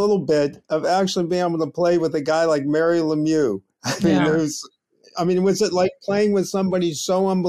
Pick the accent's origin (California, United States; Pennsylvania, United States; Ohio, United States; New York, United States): Pennsylvania, United States; Pittsburgh; I'm from Pittsburgh